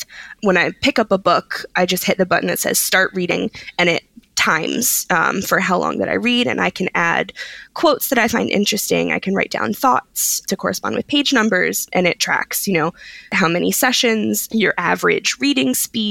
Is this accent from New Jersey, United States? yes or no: no; Philadelphia, Pennsylvania, United States; I'm originally from Philadelphia, which is a very easy train ride from New York.